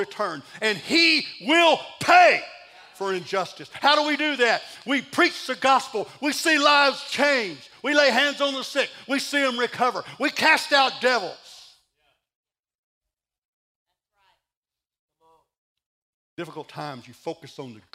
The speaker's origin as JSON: {"language": "English", "region": "Texas", "country": "United States", "said": "I'm from Texas"}